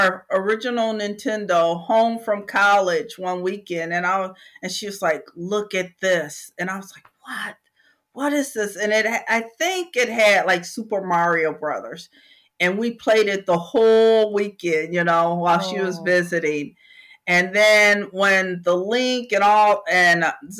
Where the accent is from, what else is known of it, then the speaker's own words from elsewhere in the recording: Michigan, United States; now in Texas, United States; I am from Michigan originally